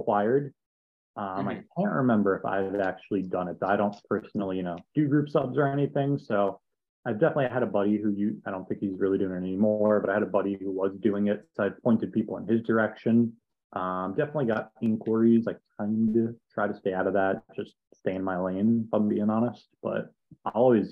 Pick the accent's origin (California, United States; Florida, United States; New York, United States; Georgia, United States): New York, United States; I grew up in New York